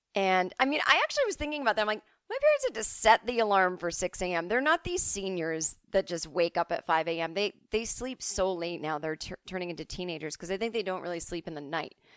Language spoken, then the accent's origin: English; East Coast, United States; moved away; as kids growing up on the East Coast